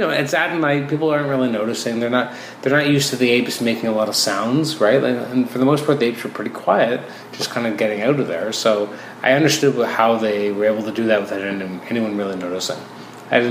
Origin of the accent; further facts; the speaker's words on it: Toronto, Ontario, Canada; I grew up in Toronto, and then I went to a smaller town for university